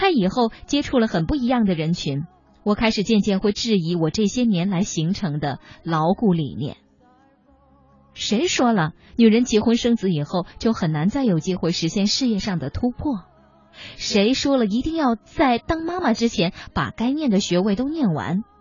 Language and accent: Chinese; China; 这个年龄在我们中国人看来好像不上不下，正尴尬着。